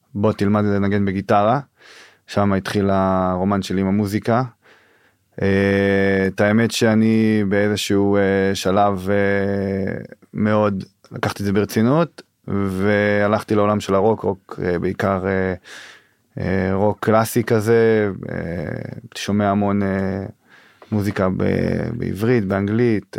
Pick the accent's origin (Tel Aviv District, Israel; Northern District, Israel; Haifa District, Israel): Northern District, Israel; now in Pardes Hanna, Israel; אני מהצפון במקור, אה, גר היום בפרדס חנה